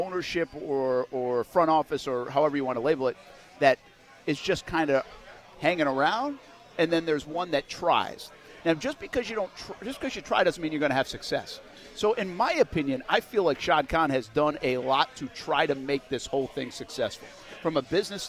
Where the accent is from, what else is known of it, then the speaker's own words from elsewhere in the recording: New England, United States; moved away; I come from New England